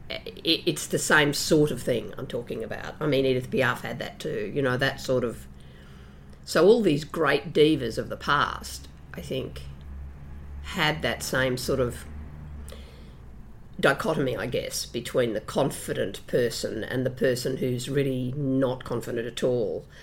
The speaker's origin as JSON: {"language": "English", "town": "Brisbane", "region": "Queensland", "country": "Australia", "tie": "born or raised there"}